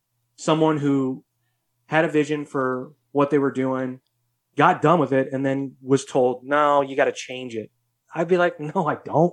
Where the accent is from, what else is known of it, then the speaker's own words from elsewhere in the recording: New York City, New York, United States; I grew up in New York City. I grew up around different cultures, you know.